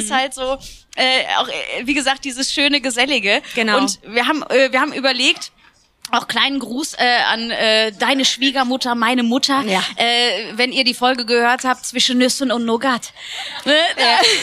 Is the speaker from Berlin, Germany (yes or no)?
no; Heinsberg, North Rhine-Westphalia, Germany; now in Cologne, Germany; ich komme ja ursprünglich aus Heinsberg, ist ja nur eine Stunde weg.